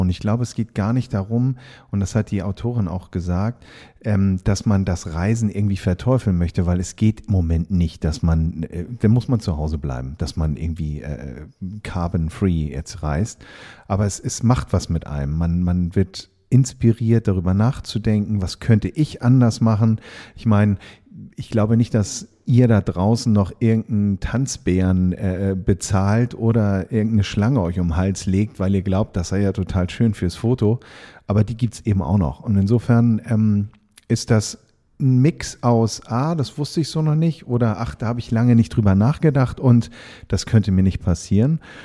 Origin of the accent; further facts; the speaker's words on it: Hamburg, Germany; ich bin Hamburger Jung